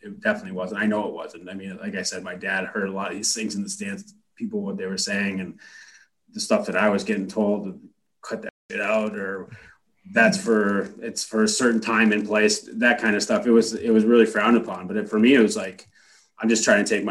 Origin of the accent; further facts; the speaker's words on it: United States; being an American guy and playing in Canada